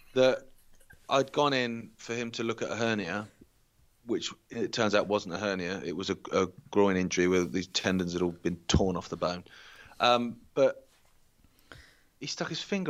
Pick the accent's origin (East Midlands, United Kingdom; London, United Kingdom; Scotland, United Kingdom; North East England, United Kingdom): East Midlands, United Kingdom; Derbyshire; I came from Derbyshire